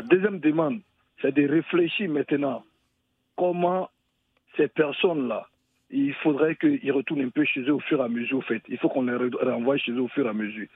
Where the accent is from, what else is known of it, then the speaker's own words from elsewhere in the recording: Côte d’Ivoire; chez nous en Côte d'Ivoire